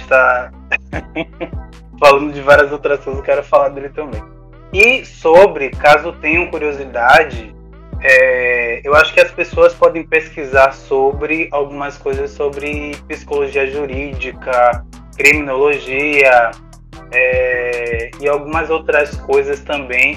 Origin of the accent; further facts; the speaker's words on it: Salvador, Bahia, Brazil; tem algumas aqui na região também da Bahia, que é o meu lar, já que sou soteropolitano